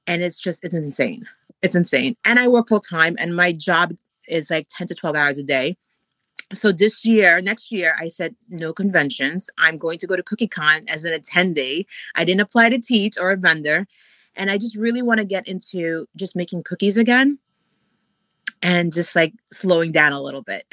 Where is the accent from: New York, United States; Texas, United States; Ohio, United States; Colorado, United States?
New York, United States; New York City; accent: strong New York accent; also born or lived in Philippines; I came here young enough where I was able to adapt, and I somehow like lost my accent, and now I have like a really strong New York accent.